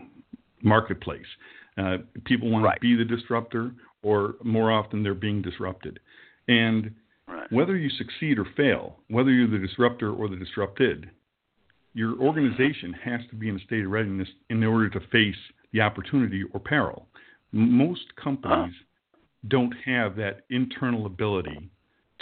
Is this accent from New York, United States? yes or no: yes; New York, United States; now in Frankfurt, Germany; I'm in Paris, living in Frankfurt, from New York